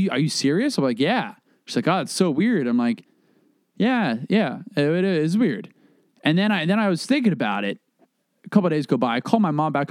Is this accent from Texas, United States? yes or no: no; Florida, United States; moved away as an adult; also born or lived in New York; now in New Jersey, United States; people I grew up with in Florida